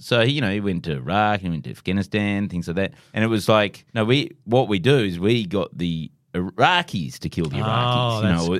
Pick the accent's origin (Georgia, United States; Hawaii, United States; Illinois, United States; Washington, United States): Hawaii, United States; Well, I grew up in Hawaii, so, you know.